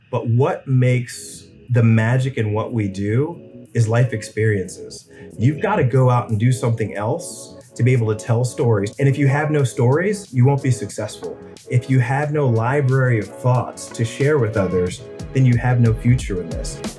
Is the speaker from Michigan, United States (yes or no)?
no; Richmond, Virginia, United States; I grew up in Richmond